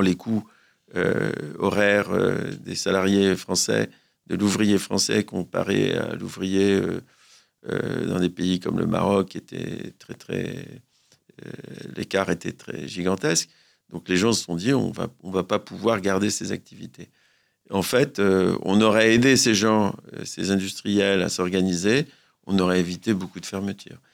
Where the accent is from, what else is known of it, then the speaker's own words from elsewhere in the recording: France; chez nous, en France